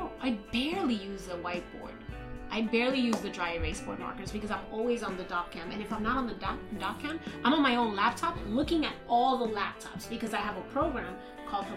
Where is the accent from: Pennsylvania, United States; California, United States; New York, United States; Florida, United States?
New York, United States; New York City; Born and raised in Washington Heights